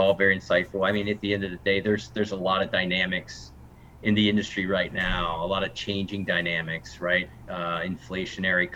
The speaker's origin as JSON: {"language": "English", "region": "Ohio", "country": "United States", "tie": "born or raised there", "moved": "yes", "lives_now": "Oregon, United States", "said": "when you're born and raised in Ohio"}